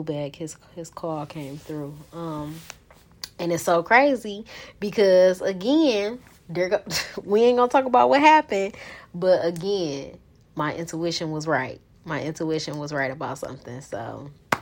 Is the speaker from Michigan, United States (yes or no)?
yes; Detroit, Michigan, United States; be in my hometown, be in the heart of Detroit